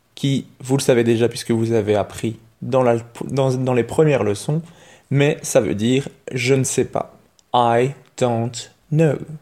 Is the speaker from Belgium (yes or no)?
yes; Belgium; chez nous en Belgique